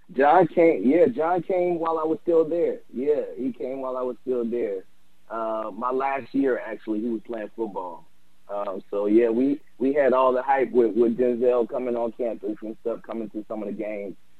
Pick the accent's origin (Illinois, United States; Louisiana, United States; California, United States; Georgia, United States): Louisiana, United States; New Orleans; me growing up in New Orleans, I had music all over the place